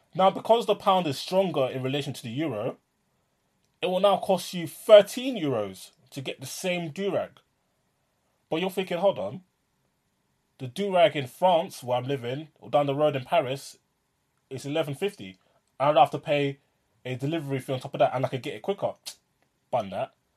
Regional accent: London, United Kingdom; I'm a Londoner living in London

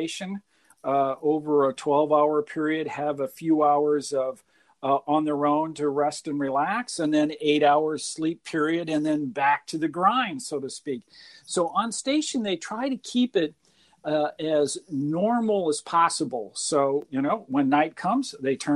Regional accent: Burlington, Iowa, United States; I was born and raised in Burlington

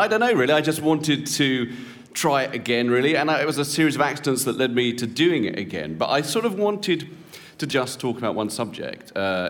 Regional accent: United Kingdom; because I'm a British celebrity male over the age of 45, ladies and gentlemen.

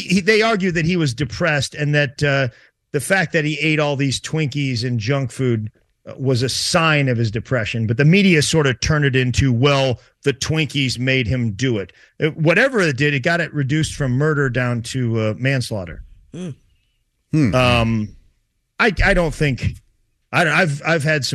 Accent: St. Louis, Missouri, United States; St. Louis, my hometown

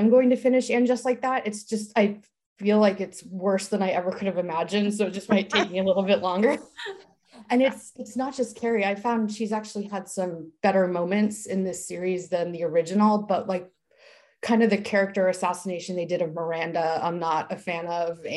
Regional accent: East Coast, United States; moved away as an adult; also born or lived in Chicago; now in Orange County, United States; I live in Orange County, California. I've lived here for almost 9 years. I'm originally from the East Coast.

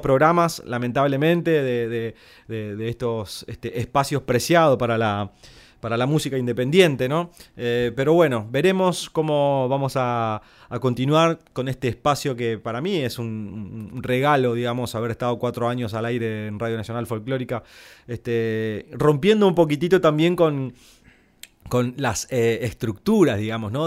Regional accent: Corrientes, Argentina; que soy correntino

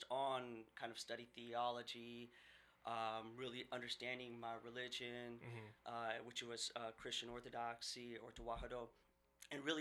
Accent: Seattle, Washington, United States; also born or lived in Saudi Arabia; I grew up in West Seattle, and, you know, elementary, middle school, high school

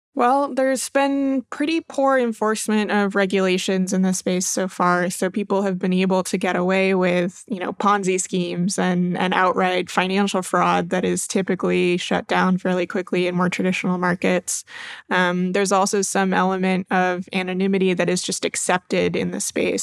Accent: Maine, United States; moved away; I'm originally from Maine

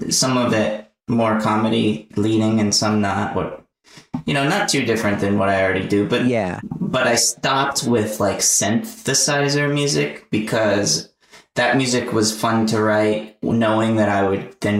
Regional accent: the South, United States; accent: Southern; Every time I do it, my Southern accent, I'll go like, "Hey y'all, what's everybody doing?"

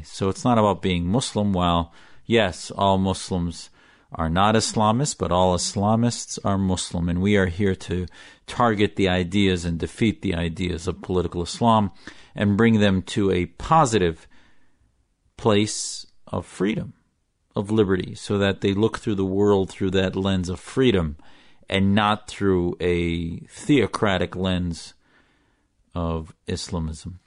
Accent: United States; also born or lived in Syria (family origin)

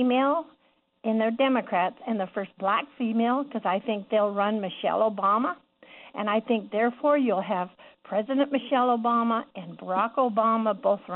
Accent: Canada; moved away as an adult; also born or lived in United States; now in Ontario, Canada; I lived in the States for 31 years and never could vote there because I'm Canadian

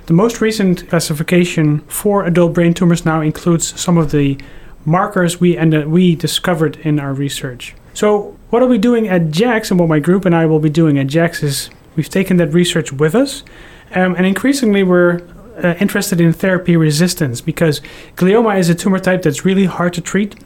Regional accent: Netherlands; moved away; also born or lived in Houston, Texas; I'm originally from the Netherlands, but I just moved here from Houston, Texas

